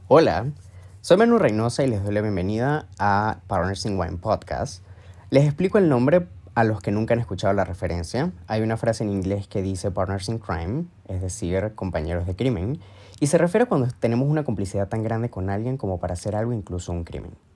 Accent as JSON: {"language": "Spanish", "region": "Mérida", "country": "Venezuela", "also_born_or_lived": "Ecuador", "moved": "as an adult", "lives_now": "Madrid, Spain", "said": "Soy de Venezuela, específicamente de una ciudad llamada Mérida, y desde 2016 he emigrado y vivido en diferentes países. Actualmente vivo en Madrid"}